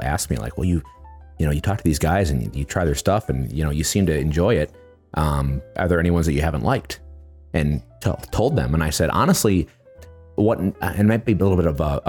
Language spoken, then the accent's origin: English; Midwest, United States; I'm from the Midwest